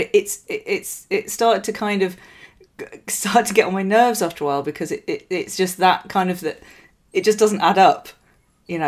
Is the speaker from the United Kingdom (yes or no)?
yes; Yorkshire and the Humber, United Kingdom; I grew up in West Yorkshire in the 80s